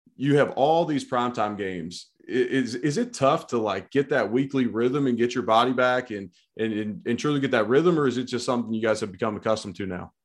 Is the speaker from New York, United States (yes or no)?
no; Ohio, United States; We're both Ohio guys